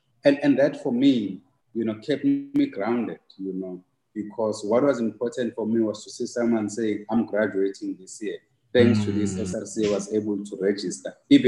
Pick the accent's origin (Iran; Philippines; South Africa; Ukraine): South Africa; Ngwavuma, KwaZulu-Natal; knowing that I come from Ngwavuma, I come from, you know, the most difficult, you know, background.